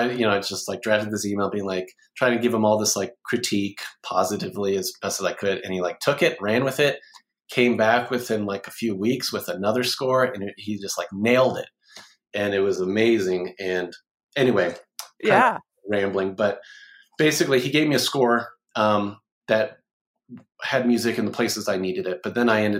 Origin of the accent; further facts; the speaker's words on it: Oklahoma City, Oklahoma, United States; I'm from Oklahoma City